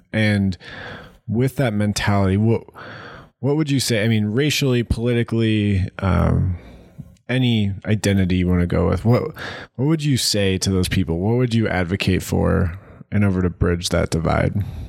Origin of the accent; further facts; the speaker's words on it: Ohio, United States; moved away; being from Ohio